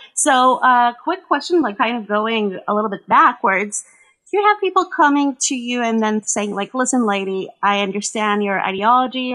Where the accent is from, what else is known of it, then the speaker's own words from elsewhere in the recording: Israel; accent: more reminiscent of like American English; also born or lived in United States; I grew up in Israel speaking mostly Hebrew, and most of my English is from reading